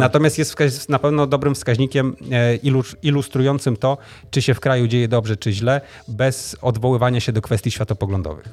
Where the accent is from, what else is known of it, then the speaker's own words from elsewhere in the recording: Tricity, Pomeranian Voivodeship, Poland; u nas w Trójmieście